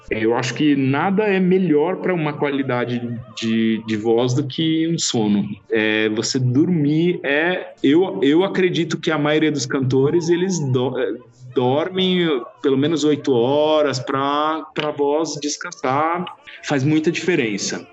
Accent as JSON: {"language": "Portuguese", "country": "Brazil", "said": "eu sou brasileiro também"}